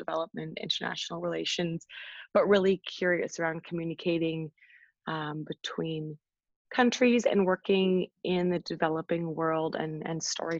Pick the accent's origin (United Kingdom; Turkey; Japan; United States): United Kingdom; England; now in Canada; So I moved from England to this really adorable farming town, which I absolutely love.